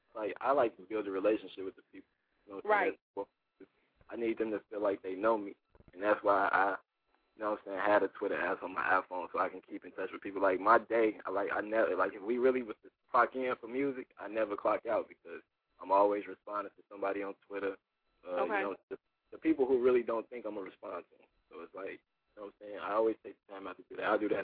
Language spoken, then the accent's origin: English; Chicago, Illinois, United States; I'm from Chicago. Born and raised, still here.